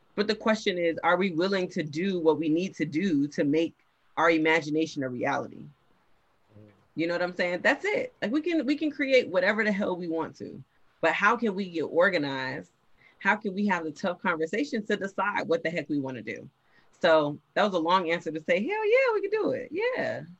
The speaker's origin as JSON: {"language": "English", "town": "Miami", "region": "Florida", "country": "United States", "said": "I am from Miami, Florida. That's important to note. That's a huge part of my identity."}